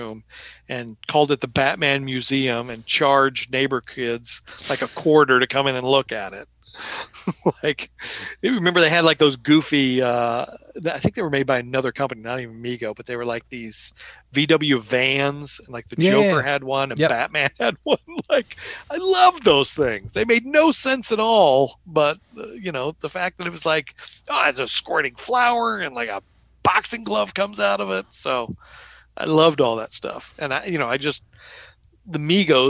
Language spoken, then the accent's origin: English; Oklahoma, United States; I grew up in Oklahoma